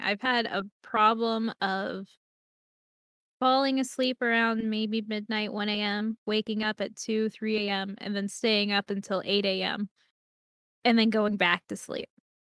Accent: Florida, United States; I grew up in Florida and it rains every single day at 3 p.m.

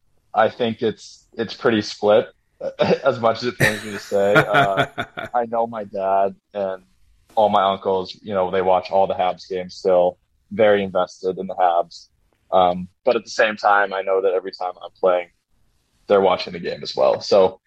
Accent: New England, United States; growing up in New England, I heard all of this.

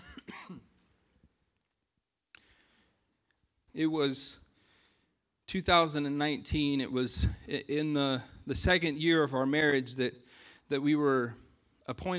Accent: United States; moved away; we're American citizens

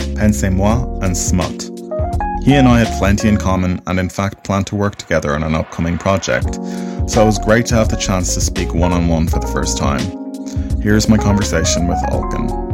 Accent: Ireland; I'm an Irish filmmaker and actor

